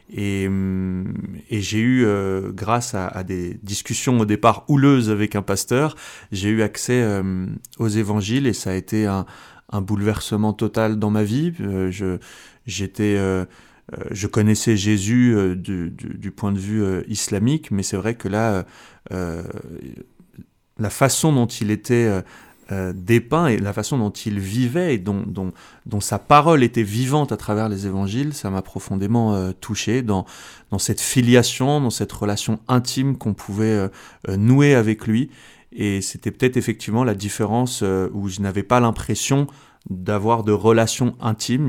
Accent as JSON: {"language": "French", "country": "France", "also_born_or_lived": "Switzerland", "said": "je suis français euh, d'origine algérienne. Mes deux parents sont algériens"}